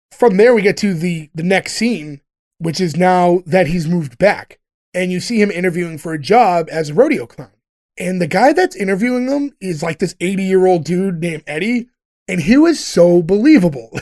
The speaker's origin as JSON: {"language": "English", "country": "United States"}